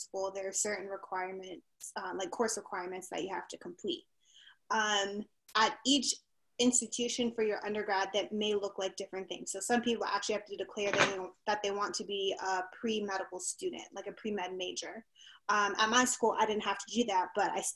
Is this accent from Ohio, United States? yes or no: no; Miami, Florida, United States; moved away as an adult; also born or lived in Connecticut; now in North Carolina, United States; I'm from Miami, Florida, born and raised